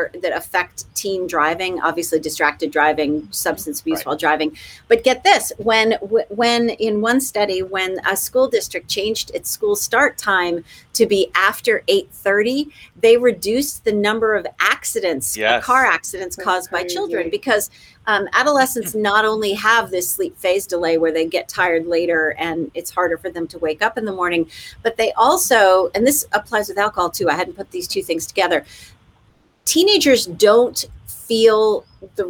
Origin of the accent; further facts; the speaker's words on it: Massachusetts, United States; I'm from Massachusetts